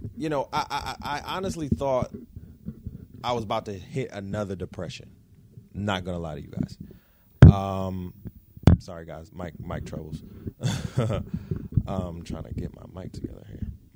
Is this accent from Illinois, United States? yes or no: no; Detroit, Michigan, United States; also born or lived in Florida; I was born in Florida, right? Um, so Florida is basically birth, birth state, right? Birth home. Uh, Detroit is where I was raised, raised home